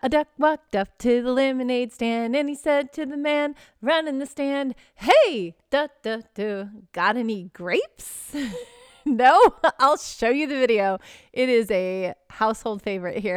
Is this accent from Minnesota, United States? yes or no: no; Texas, United States; I grew up in Texas, so high school football